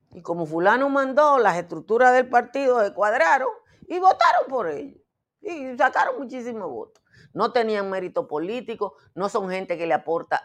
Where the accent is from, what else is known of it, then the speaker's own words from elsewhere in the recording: Nizao, Peravia, Dominican Republic; Yo soy de Nizao